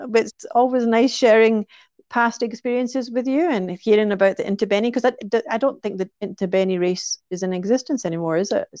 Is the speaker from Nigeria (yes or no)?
no; Scotland, United Kingdom; running Loch Ness in Scotland, for me, of course, being my home country